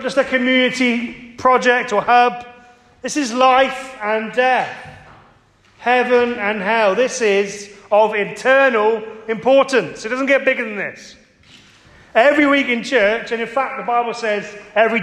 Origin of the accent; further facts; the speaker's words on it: Cornwall, South West England, United Kingdom; I grew up in Cornwall